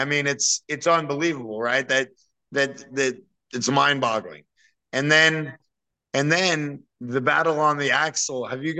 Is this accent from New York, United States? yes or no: yes; New York, United States; moved away; I haven't had rain like this since I grew up in New York.